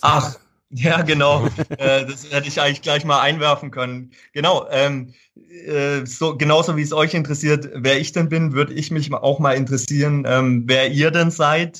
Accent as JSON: {"language": "German", "town": "Fellbach", "region": "Baden-Württemberg", "country": "Germany", "said": "ich komme aus Fellbach Schmieden und das war einfach so die Heimatzeitung"}